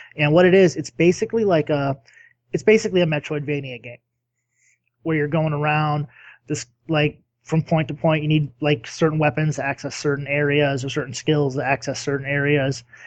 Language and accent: English; United States; I'm American